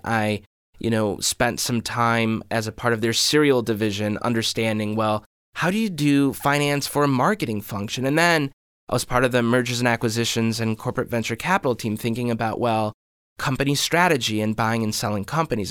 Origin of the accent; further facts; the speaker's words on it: Maple Grove, Minnesota, United States; I grew up in Maple Grove